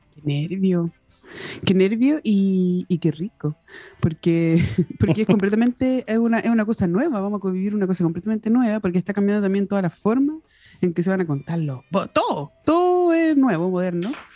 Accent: Chile; como chilenos

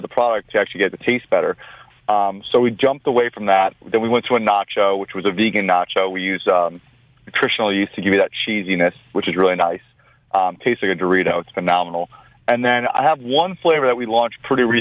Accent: Long Island, New York, United States; I'm born and bred New Yorker from Long Island originally. I'm Armenian, first generation in this country.

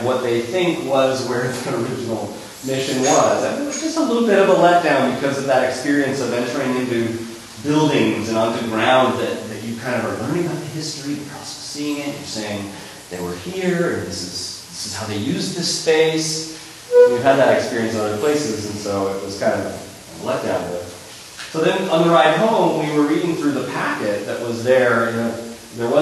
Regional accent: California, United States; growing up in California

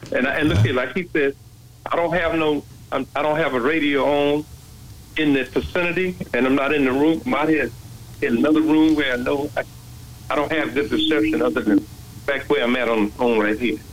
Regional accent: New York City, New York, United States; moved away; I grew up in the New York City

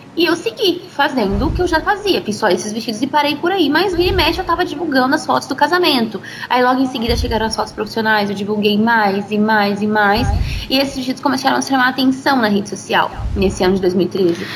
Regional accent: Colorado, Brazil; also born or lived in São Paulo; E eu nasci aqui em Colorado, né? Meus pais, é, sempre moraram aqui. Eu nasci, fui criada aqui

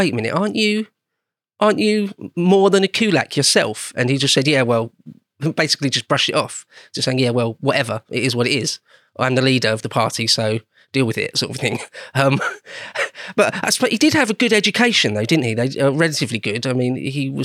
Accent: Home Counties, South East England, United Kingdom; an Englishman from born and bred in home counties

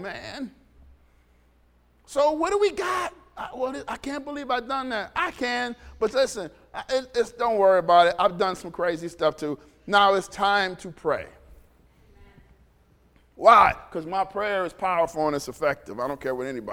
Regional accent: Detroit, Michigan, United States; growing up in Detroit

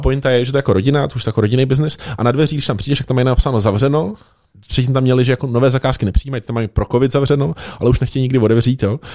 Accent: Liberec, Liberec Region, Czechia; já jsem z Liberce

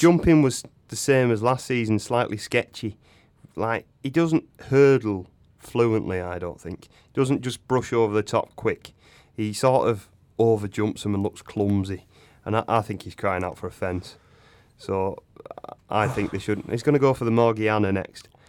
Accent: England, United Kingdom; I'm English

